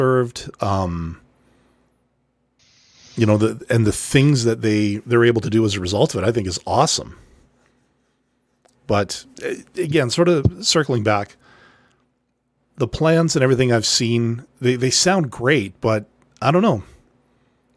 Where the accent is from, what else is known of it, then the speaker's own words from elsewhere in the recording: Canada; I'm Canadian